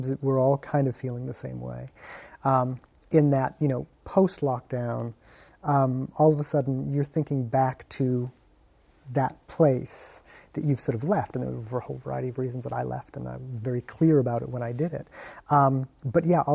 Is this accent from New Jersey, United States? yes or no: no; Massachusetts, United States; moved away as an adult; I still call Massachusetts home